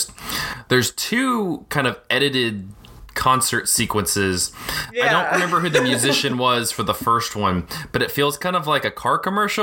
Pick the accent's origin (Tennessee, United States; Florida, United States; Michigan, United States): Tennessee, United States; Chattanooga; growing up in Chattanooga